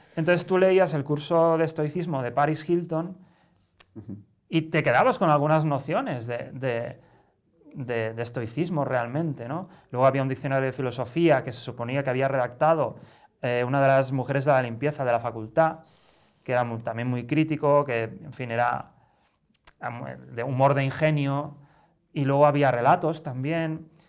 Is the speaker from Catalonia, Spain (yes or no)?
yes; Barcelona, Catalonia, Spain; moved away as an adult; now in Madrid, Spain; hace 16 años que vivo en Madrid, pero soy de Barcelona.